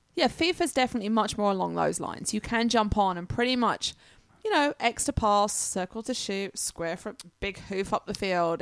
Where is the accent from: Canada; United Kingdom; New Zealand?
United Kingdom; England; now in United States; being English